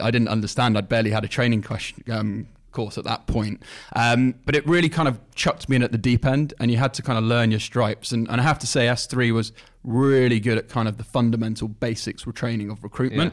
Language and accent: English; Leicestershire, East Midlands, United Kingdom; I'm from Leicester Shire originally